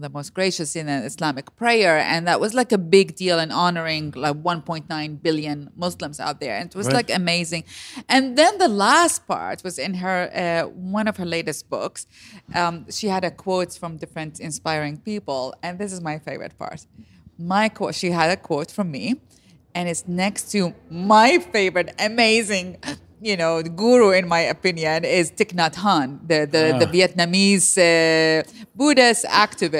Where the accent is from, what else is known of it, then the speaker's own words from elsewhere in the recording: Iraq; moved away as an adult; now in United States; I'm born and raised in Iraq.